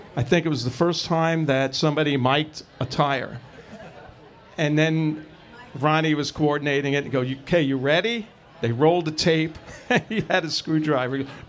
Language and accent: English; New York City, New York, United States; Angelo and I grew up in Brooklyn together